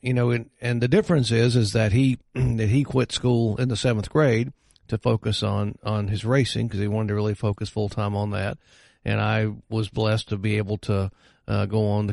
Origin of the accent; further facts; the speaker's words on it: Hickory, North Carolina, United States; Yeah, I grew up in Hickory, right outside of Hickory, and Newton, actually.